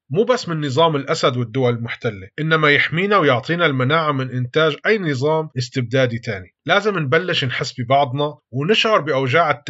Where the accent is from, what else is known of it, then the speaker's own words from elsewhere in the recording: Syria; انفرض علينا كسوريين هالتجربة المريرة